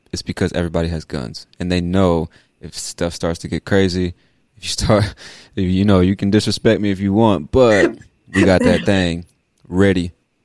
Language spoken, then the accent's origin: English; California, United States; I was like, I came from California. That's not something you see.